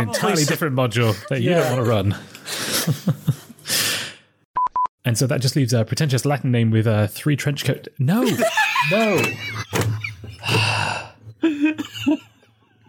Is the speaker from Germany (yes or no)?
no; United Kingdom; I'm from Britain